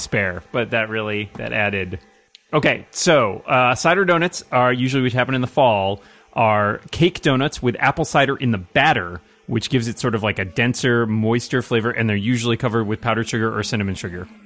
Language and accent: English; Northeast, United States; I am from the Northeast